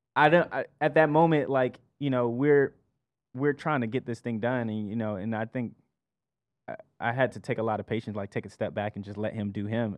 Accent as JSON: {"language": "English", "town": "Columbia", "region": "South Carolina", "country": "United States", "also_born_or_lived": "Georgia", "moved": "yes", "said": "I'm from Columbia, South Carolina, by way of Georgia"}